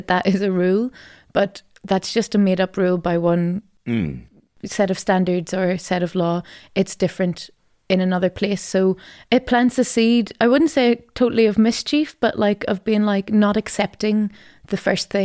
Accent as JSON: {"language": "English", "town": "Madden", "region": "Northern Ireland", "country": "United Kingdom", "tie": "born or raised there", "moved": "as an adult", "said": "It's my home. It's where I grew up."}